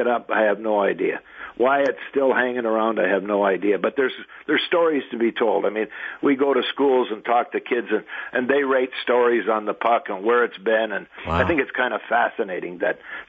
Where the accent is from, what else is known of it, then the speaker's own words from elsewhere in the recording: Sarnia, Ontario, Canada; a kid growing up in Sarnia